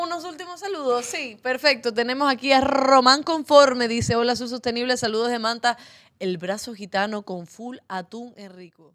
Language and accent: Spanish; Cuba; now in Ecuador; que no tengo patria, porque soy cubana